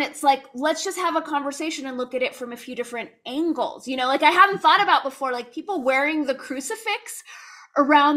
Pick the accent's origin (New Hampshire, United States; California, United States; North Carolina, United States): California, United States; Los Angeles; I grew up in Los Angeles where like in the San Fernando Valley, most everyone was Jewish